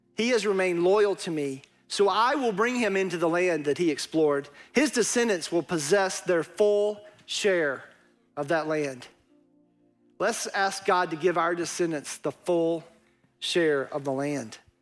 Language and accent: English; East Texas, United States; accent: East Texas; my East Texas accent